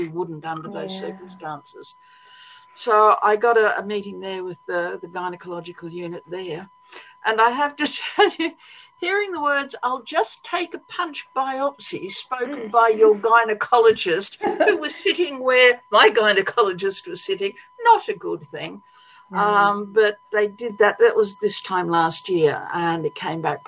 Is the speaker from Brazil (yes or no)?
no; Australia; moved away as an adult; also born or lived in United States / London, United Kingdom; now in England; I'm Australian by birth. I grew up in Australia.